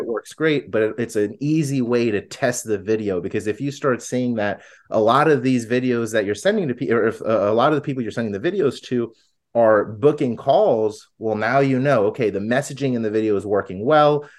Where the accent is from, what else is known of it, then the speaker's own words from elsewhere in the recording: Florida, United States; now in Arizona, United States; I'm from Florida originally, I live in Arizona